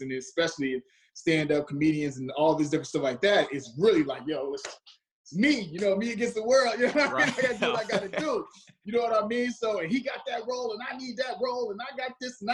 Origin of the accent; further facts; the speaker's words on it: Chicago, Illinois, United States; moved away; I grew up on the south side, so I grew up around gang violence